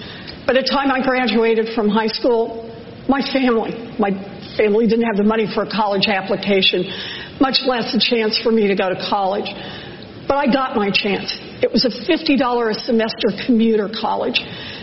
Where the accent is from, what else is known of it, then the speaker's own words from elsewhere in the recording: Oklahoma, United States; I was born and raised in Oklahoma. I have three older brothers.